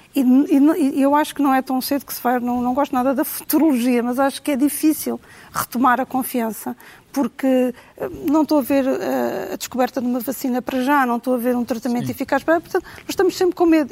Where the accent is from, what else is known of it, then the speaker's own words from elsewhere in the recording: Cascais, Lisbon, Portugal; also born or lived in Trás-os-Montes; eu cresci em Cascais